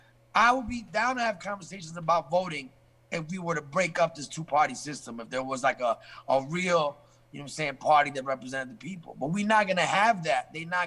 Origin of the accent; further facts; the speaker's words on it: England, United Kingdom; born there; And I was born in England as a result.